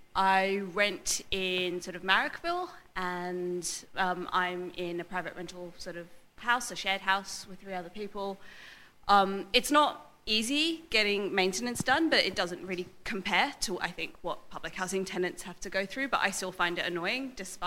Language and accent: English; England, United Kingdom; accent: English, relatively middle class; first language English; I'm not white, but I have a relatively middle class accent, and English, yeah, and English is my first language, right? And I speak with an English accent